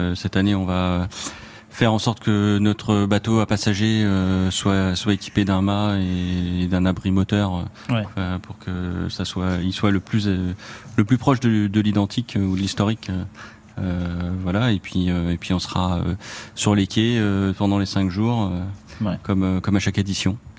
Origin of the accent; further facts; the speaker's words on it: Orléans, Centre-Val de Loire, France; je suis orléanais. Euh, je suis né à Orléans, j'ai vécu jusqu'à jusqu'à mes grandes études sur Orléans